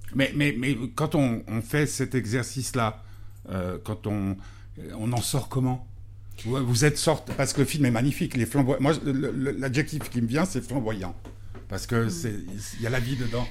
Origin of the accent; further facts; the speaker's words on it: Switzerland; en tant que Suisse